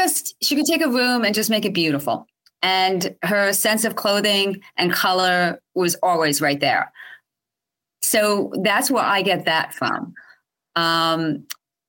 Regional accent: Albany, New York, United States; I'm born and raised. I was born in Albany.

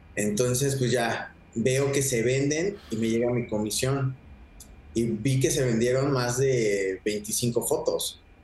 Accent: Mexico; como mexicano

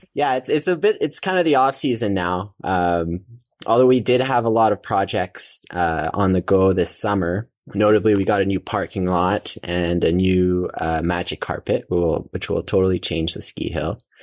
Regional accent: Calgary, Alberta, Canada; also born or lived in Bow Valley / Banff / Canmore; so I grew up, uh, in Calgary, uh, Alberta

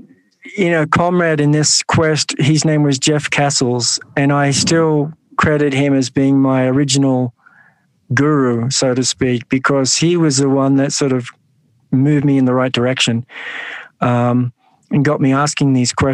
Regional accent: Sydney, New South Wales, Australia; So I grew up in the western suburbs of Sydney in a housing commission home.

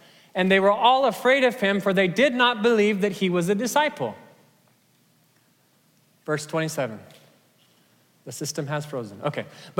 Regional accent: Kenya; Now, there's a Kenyan proverb. I grew up in Kenya.

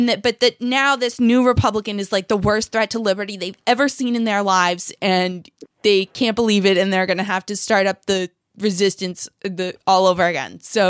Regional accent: Lexington, United States; I grew up in Lexington and that was extremely liberal.

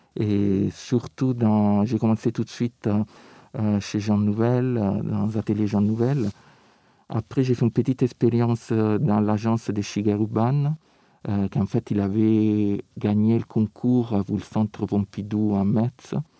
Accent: Rome, Lazio, Italy; French is a second language; moved away; je viens de Rome

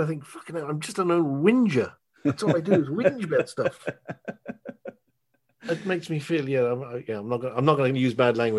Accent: Wisconsin, United States; We're from Wisconsin.

